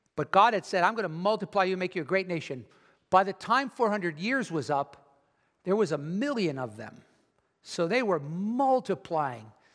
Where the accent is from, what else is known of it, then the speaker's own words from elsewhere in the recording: United States; American Christians